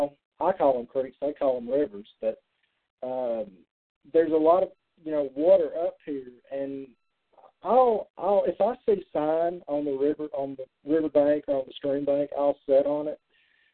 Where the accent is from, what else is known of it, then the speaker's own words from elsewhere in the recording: Alabama, United States; now in Tennessee, United States; I'm not originally from Tennessee. I'm an Alabama boy. And so when I moved to Tennessee